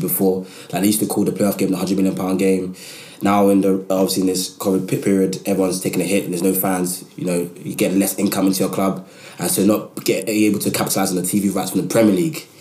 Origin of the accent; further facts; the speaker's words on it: London, United Kingdom; I'm from Southeast London